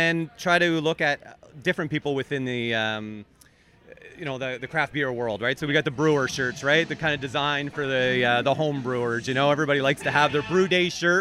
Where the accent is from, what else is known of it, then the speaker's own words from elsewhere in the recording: Cornwall, Ontario, Canada; I'm originally from Cornwall, so I'm based in Cornwall.